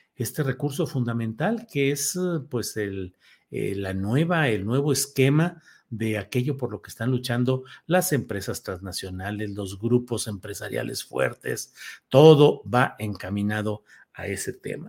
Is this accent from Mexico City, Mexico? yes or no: no; Torreón, Coahuila, Mexico; En la laguna de donde soy originario, de Torreón, Coahuila.